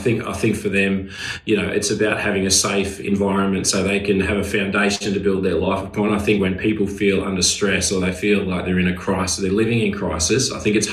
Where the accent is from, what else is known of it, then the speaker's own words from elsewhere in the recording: Wagga Wagga, New South Wales, Australia; moved away as an adult; now in Sutherland Shire, Australia; And live in the Shire. Been here for 20 years, originally from Wagga Wagga, so from a country boy